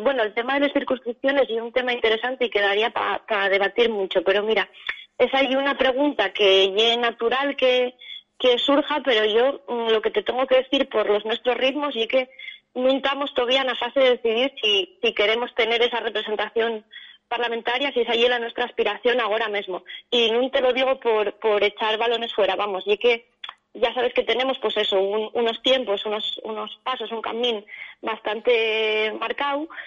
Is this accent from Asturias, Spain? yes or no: yes; Asturias, Spain; somos personas que venimos de distintas zonas de Asturias